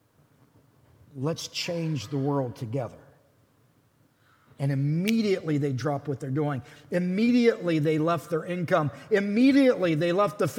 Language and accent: English; Pittsburgh, Pennsylvania, United States; I grew up around Pittsburgh